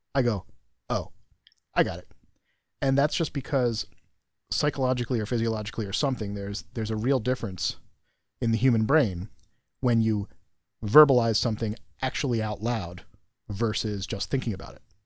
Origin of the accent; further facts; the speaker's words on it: United States; I'm American